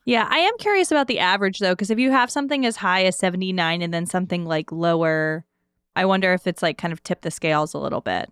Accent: the South, United States; now in Pittsburgh, United States; I am from the South

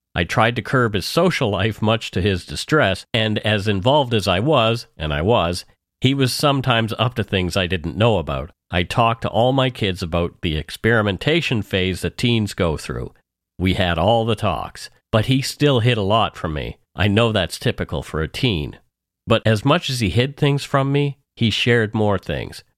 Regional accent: Canada; We are ordinary Canadian schmucks

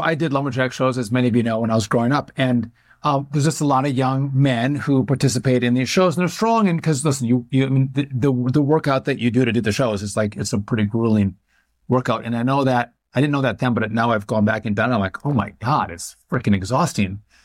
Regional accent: Wisconsin, United States; born or raised there

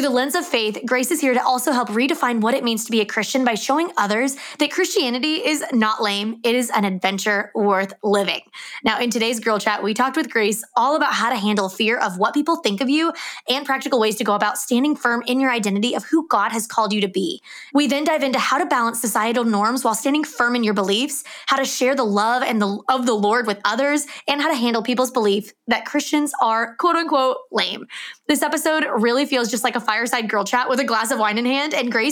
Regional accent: South Louisiana, United States; also born or lived in Baylor University, Texas; now in Orlando, United States; I live in Orlando, Florida, but I grew up in South Louisiana

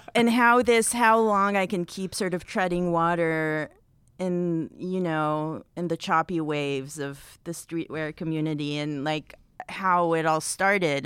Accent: Israel; now in United States; I'm from Israel originally

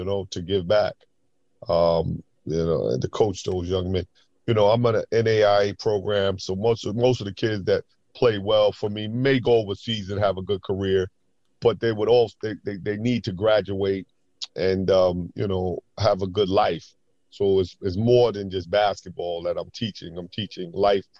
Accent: New York City, New York, United States; moved away as an adult; growing up in New York

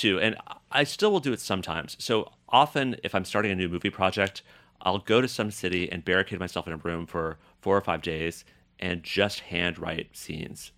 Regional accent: Boulder, Colorado, United States; moved away; also born or lived in Paris; growing up in Boulder, Colorado

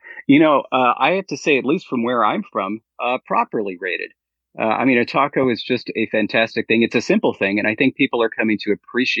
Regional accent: Long Beach, California, United States; also born or lived in Berkeley / Fresno / Mexico (mother's family); I'm originally, actually, I was born in Long Beach. But originally from Southern California. I lived all my life in Southern California, outside from 4 years at Berkeley and 1 year in Fresno. And of course, my my family, at least my mother's family, is from Mexico.

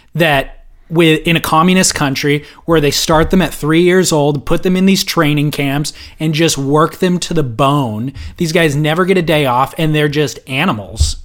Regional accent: SoCal, California, United States; I am from SoCal

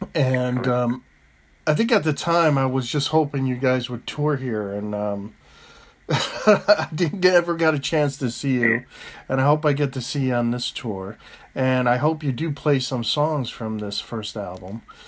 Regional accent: United States

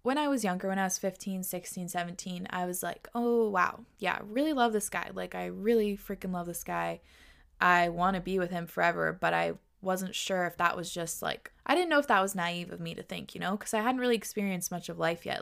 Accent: Washington, United States; also born or lived in New York; We moved from New York to Washington where we both grew up, so now we're back home

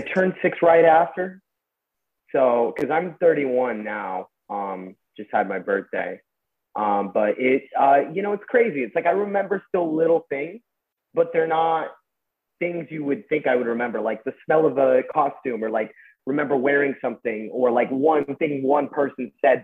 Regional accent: Westlake Village, California, United States; I grew up in Westlake Village and so pretty normal suburban yeah. upbringing.

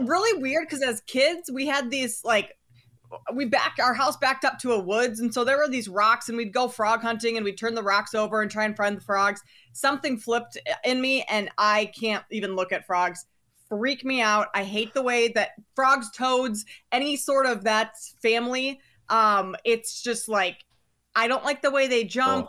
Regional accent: Minnesota, United States; I grew up in Minnesota, I grew up going to Timberwolves games

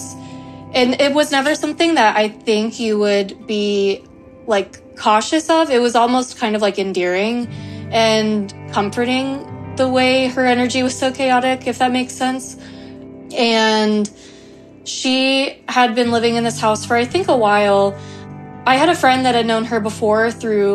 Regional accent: Tallahassee, Florida, United States; I'm from Tallahassee, Florida

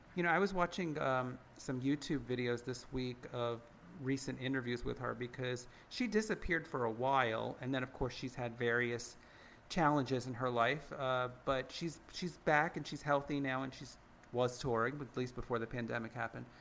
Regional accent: United States; we're all American

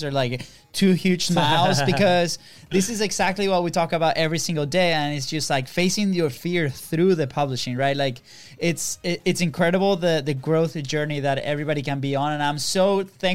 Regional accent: Venezuela; English is a second language; moved away; also born or lived in Virginia; we're from Venezuela

